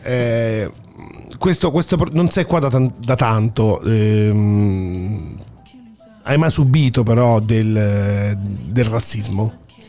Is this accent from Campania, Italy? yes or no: yes; Naples, Campania, Italy; now in Australia; io da napoletano